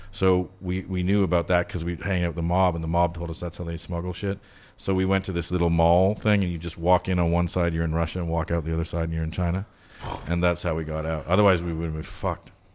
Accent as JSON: {"language": "English", "town": "Ottawa", "region": "Ontario", "country": "Canada", "tie": "born or raised there", "moved": "as an adult", "lives_now": "United States", "said": "where I grew up in Ottawa"}